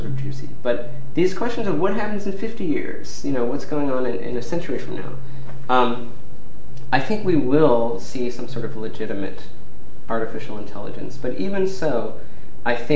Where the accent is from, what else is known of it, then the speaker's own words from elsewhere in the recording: United States; I, as an American